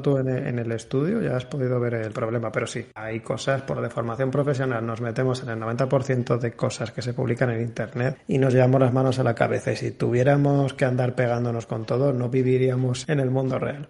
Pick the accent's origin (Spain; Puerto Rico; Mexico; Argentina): Spain; Valladolid, Castile and León; Yo soy también de Valladolid